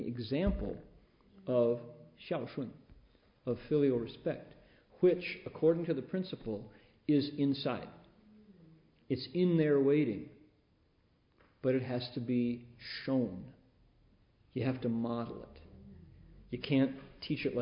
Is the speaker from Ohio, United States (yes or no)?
yes; Toledo, Ohio, United States; moved away; also born or lived in California; I was in the part of Ohio that has a big, big lake connected to it, Lake Erie, Toledo